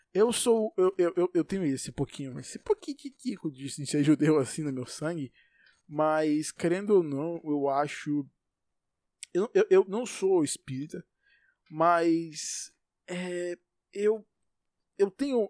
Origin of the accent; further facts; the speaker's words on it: Salvador, Bahia, Brazil; Eu vivo em Salvador. Sou de Salvador nasci aqui, provavelmente eu vou morrer aqui